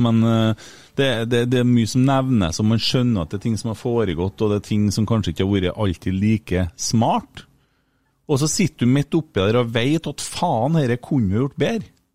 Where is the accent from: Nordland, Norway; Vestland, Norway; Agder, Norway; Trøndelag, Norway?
Trøndelag, Norway; Fosen; Jeg er fra Fosen